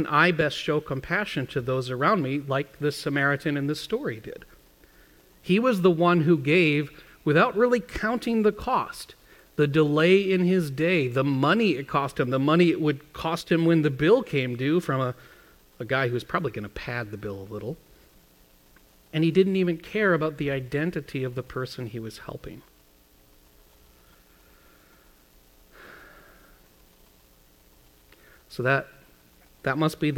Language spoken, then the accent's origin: English; Midwest, United States; I was growing up in the Midwest